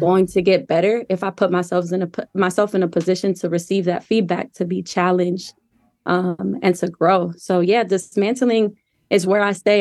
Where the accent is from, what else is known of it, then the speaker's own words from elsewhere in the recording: Wilmington, Delaware, United States; moved away as an adult; also born or lived in Colorado; I grew up in Wilmington, Delaware